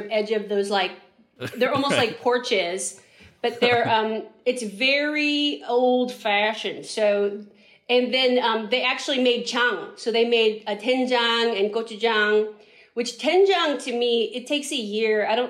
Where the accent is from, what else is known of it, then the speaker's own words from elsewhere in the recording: San Francisco, California, United States; we grew up in San Francisco